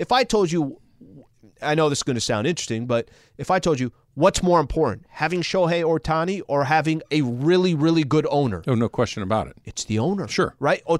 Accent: Anaheim, California, United States; I grew up in Anaheim. It's a little bit of an attraction for me.

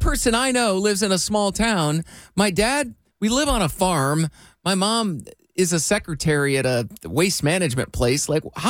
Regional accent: Iowa, United States; I grew up in Iowa

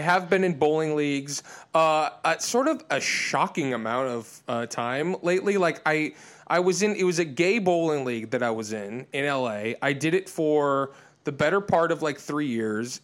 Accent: outside of Detroit, Michigan, United States; moved away; also born or lived in Illinois, outside of Chicago; I was born in Michigan, sort of outside of Detroit, and, and then spent a lot of time in Illinois outside of Chicago.

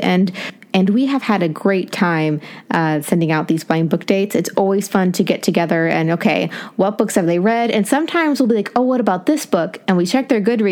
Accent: Appalachia, United States; moved away; growing up in Appalachia

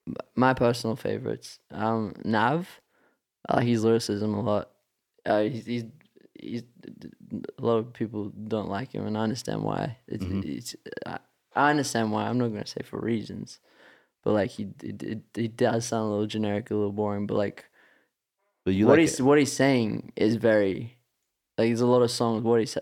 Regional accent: Australia; They don't even know we're from Australia.

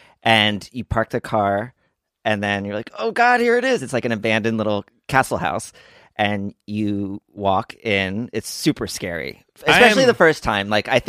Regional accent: Montgomery, New Jersey, United States; moved away; I grew up in Montgomery, New Jersey

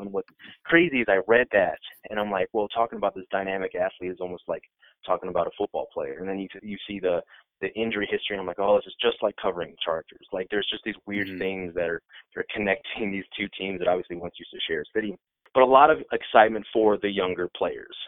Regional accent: Iowa, United States; I'm born and raised in Iowa

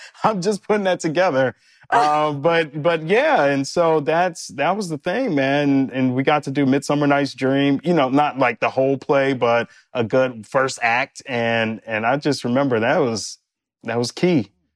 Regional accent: Detroit, Michigan, United States; moved away; also born or lived in New York; we're both from Detroit, uh, both born in the same hospital, w-, grew up on the same side of Detroit

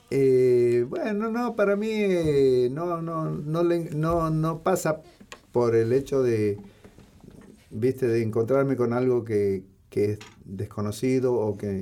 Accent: Morón, Buenos Aires Province, Argentina; yo pasé mi adolescencia en Morón

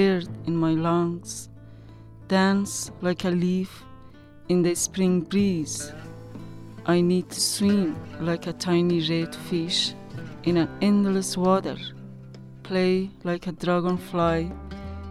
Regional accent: Afghanistan; English is a second language; moved away as an adult; now in Tucson, United States; I'm from Afghanistan, and I have been working with kids, and I was teacher for near 10 years. I have been living in Tucson, Arizona for 2 years

